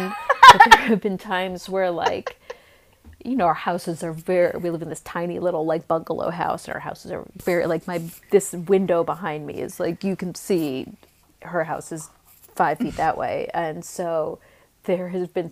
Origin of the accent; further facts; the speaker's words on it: East Coast, United States; now in Los Angeles, United States; I'm from the East Coast too